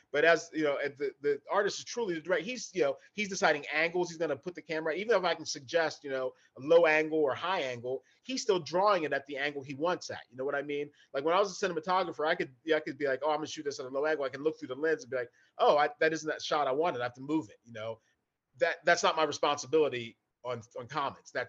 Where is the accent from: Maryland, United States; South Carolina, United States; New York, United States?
Maryland, United States; Hagerstown; moved away; also born or lived in Baltimore, Maryland; I grew up in Western Maryland, up in Hagerstown area there, along the Pennsylvania border.